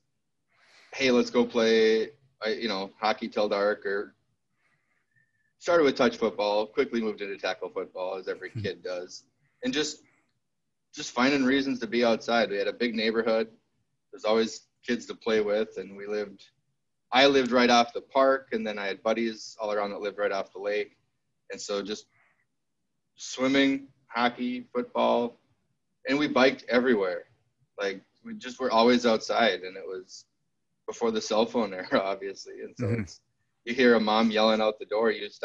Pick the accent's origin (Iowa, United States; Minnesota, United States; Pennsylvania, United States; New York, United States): Minnesota, United States; St. Joseph; also born or lived in Hastings, Minnesota; I grew up in St. Joseph, Minnesota, which is right outside St. Cloud